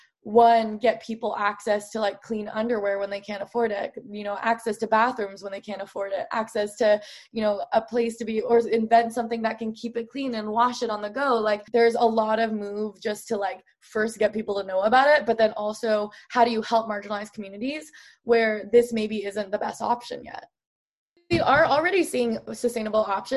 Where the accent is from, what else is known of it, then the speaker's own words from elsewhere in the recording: Oregon, United States; I grew up in Oregon